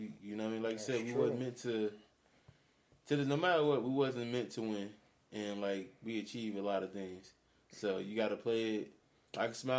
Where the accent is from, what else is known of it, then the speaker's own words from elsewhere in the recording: Gary, Indiana, United States; moved away as an adult; now in Florida, United States; Like I said … Born and raised in Gary, Indiana. Baby of the family. Got two older siblings.